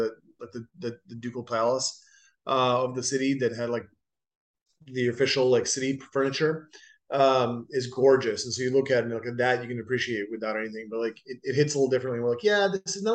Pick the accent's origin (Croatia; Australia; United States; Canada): Croatia; Dubrovnik, Dubrovnik-Neretva County; moved away; They film King's Landing in my hometown